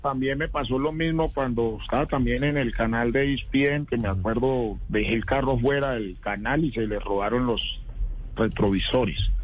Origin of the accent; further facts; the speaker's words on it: Tuluá, Valle del Cauca, Colombia; now in Bogotá, Colombia; nosotros crecimos juntos en Tuluá